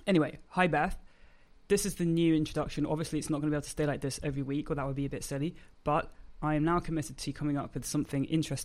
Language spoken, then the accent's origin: English; United Kingdom; I'm a British force-free gundog trainer.